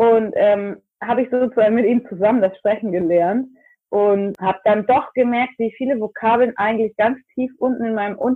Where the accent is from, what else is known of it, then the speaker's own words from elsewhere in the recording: North Germany, Germany; accent: northern German; now in Florida, United States; Ich ähm, komme ursprünglich ganz aus dem Norden Deutschlands. Das kann man sicherlich auch an meinem schönen nordischen Akzent hören. Und ähm, ich lebe jetzt seit etwas über sechs Jahren in Florida.